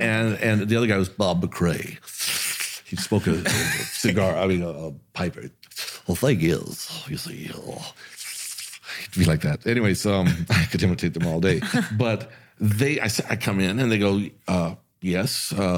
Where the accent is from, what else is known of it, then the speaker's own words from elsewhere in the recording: Germany; And listen, I'm from Army Base in Germany.